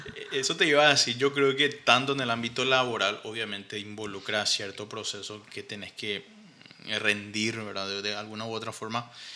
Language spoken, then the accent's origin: Spanish; Paraguay; nosotros como como paraguayos no tenemos una obra así